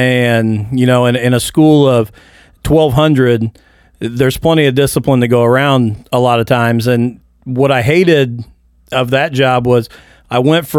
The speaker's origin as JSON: {"language": "English", "town": "Mitchell", "region": "Indiana", "country": "United States", "tie": "born or raised there", "said": "I grew up in Mitchell, Indiana."}